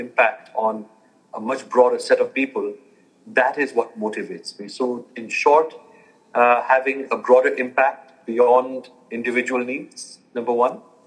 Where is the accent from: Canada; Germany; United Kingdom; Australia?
Germany; moved away as an adult; also born or lived in United States / New York; I was born and raised in Germany, 18 years there, and then went for university to the U.S.